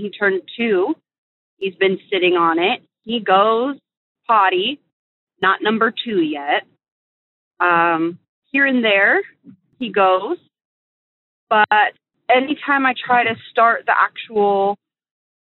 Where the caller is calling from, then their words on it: Northern California, United States; I'm calling from Northern California